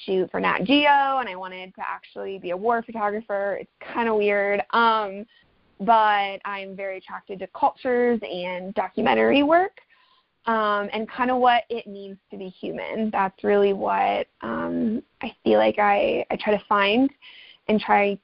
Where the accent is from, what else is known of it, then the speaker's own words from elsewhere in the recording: Ohio, United States; also born or lived in Dallas, Texas / Italy; now in Flagstaff, United States; I'm originally from Ohio and then lived in Dallas and lived in Italy and moved out to Flagstaff